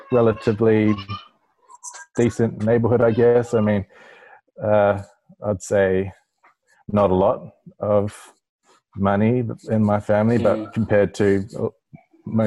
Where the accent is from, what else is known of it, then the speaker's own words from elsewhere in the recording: New Zealand; I was born in New Zealand. I am Indigenous New Zealander, so I'm Māori